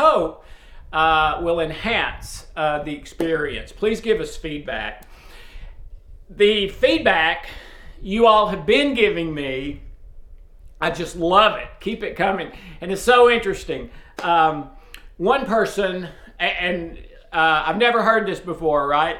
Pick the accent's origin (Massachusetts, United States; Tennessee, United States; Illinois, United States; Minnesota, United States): Tennessee, United States; East; also born or lived in Brentwood, Tennessee; I was born and bred in Tennessee, but in a very small town in East Tennessee